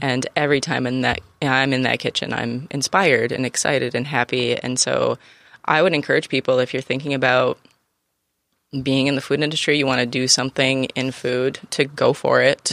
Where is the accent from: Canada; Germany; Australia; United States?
United States; Finger Lakes, Western New York; now in San Diego, United States; I'm from the Finger Lakes